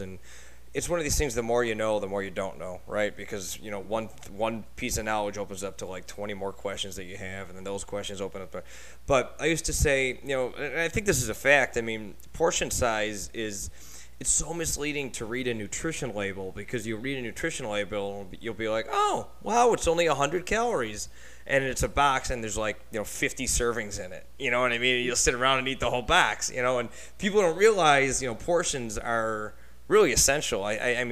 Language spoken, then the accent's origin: English; Buffalo, New York, United States; now in Dallas, United States; I'm from Buffalo